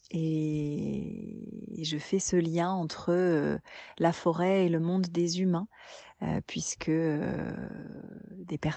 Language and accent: French; Normandy, France; born there; Alors je suis …, je suis née en Normandie, littéralement euh, terre des hommes du Nord.